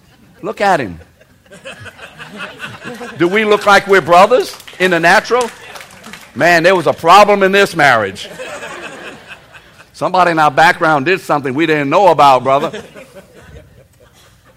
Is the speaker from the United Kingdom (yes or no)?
yes; England, United Kingdom; I'm English. It's pretty obvious I am